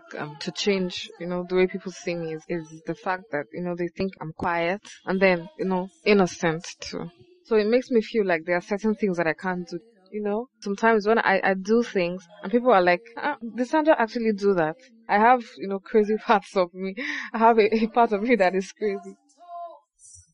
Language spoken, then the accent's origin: English; Imo, Nigeria; I'm 22 years old. I'm from Imo State